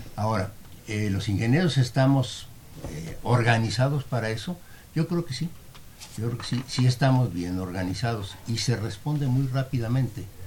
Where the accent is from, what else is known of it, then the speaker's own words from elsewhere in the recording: Mexico; somos los mexicanos